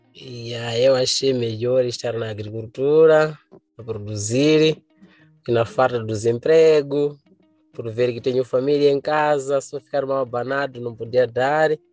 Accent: Gorongosa, Sofala, Mozambique; Sou da província de Sofala, no distrito de Gorongosa.

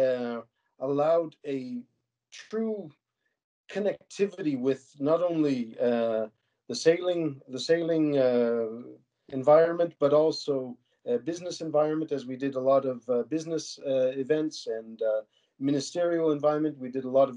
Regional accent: Cheadle, Alberta, Canada; also born or lived in Calgary; Born and raised in Calgary, but at age 5 we moved out to Wheatland County, just outside of Cheadle, onto a mixed production

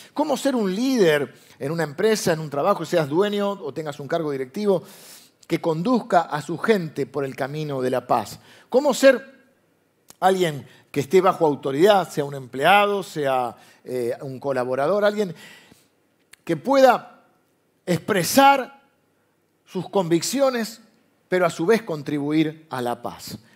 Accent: Argentina; nosotros vivimos de grieta porque Argentina es un país de grieta

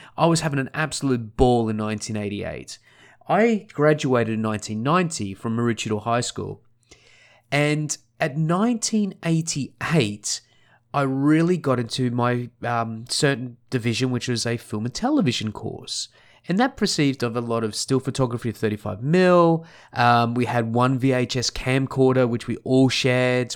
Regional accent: Sunshine Coast, Queensland, Australia; also born or lived in Scotland / Melbourne; where I grew up was a place called the Sunshine Coast. Sunshine Coast is on the east coast of Australia, just north of Brisbane by about an hour.

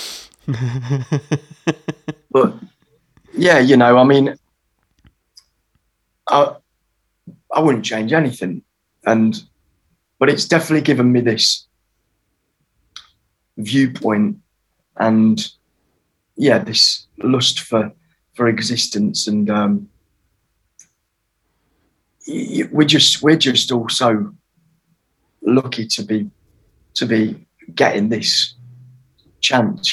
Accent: Derbyshire, East Midlands, United Kingdom; also born or lived in Germany; I grew up in Derbyshire

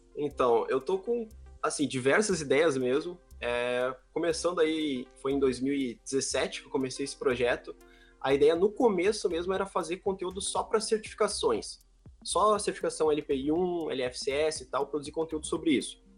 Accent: Sapiranga, Rio Grande do Sul, Brazil; sou aqui de Sapiranga, conterrâneo do Dio

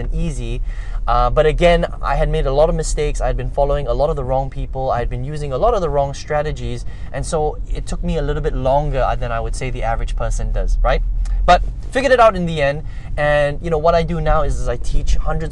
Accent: Malaysia; also born or lived in Indonesia / overseas; I was born in Indonesia, but basically raised in Malaysia, spent a lot of time overseas, came back home here to live.

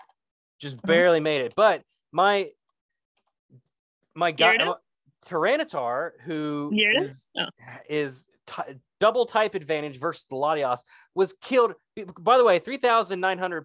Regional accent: West Virginia, United States; I'm from West Virginia

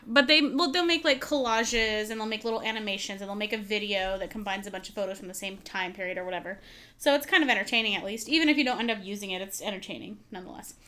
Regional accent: California, United States; we're from California

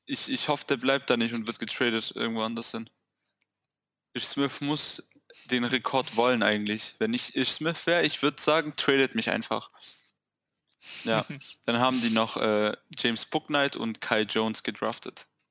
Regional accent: Swabia, Germany; Ich bin Schwabe

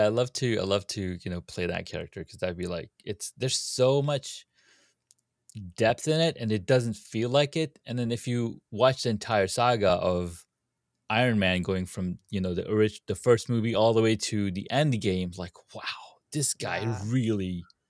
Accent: Saudi Arabia; moved away; So I grew up in Saudi.

